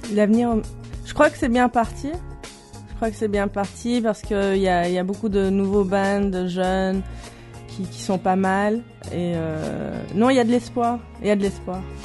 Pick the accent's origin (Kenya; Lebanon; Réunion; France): Lebanon; Beirut, Beirut Governorate; now in Belgium; Née à Beyrouth